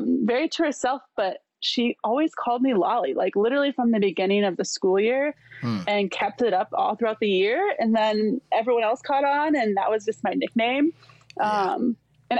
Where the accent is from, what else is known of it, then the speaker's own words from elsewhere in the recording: Milwaukee, Wisconsin, United States; now in Columbus, United States; we're from Milwaukee